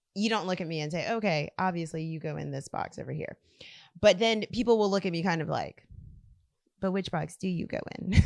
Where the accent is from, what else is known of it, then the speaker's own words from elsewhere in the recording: South Louisiana, United States; I grew up here in South Louisiana